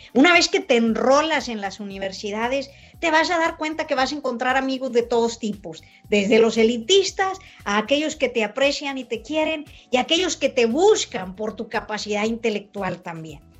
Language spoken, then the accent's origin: Spanish; Mexico; mucha gente de mi pueblo de San Buena, que me ayudó a crecer